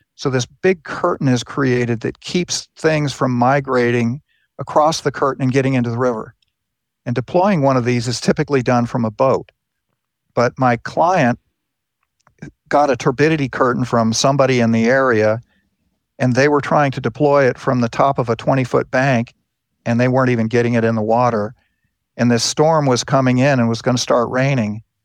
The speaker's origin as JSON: {"language": "English", "region": "Southern California", "country": "United States", "tie": "born or raised there", "moved": "yes", "said": "I grew up in California."}